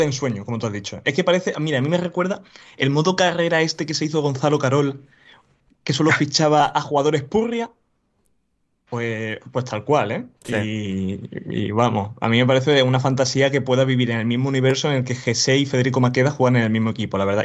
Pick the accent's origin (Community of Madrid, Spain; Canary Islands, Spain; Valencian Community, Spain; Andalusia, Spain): Andalusia, Spain; Como buen andaluz, hoy me he levantado